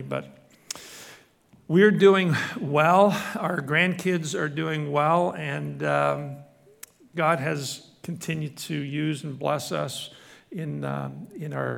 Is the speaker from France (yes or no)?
no; Scotland, United Kingdom; now in Canada; I was born in Scotland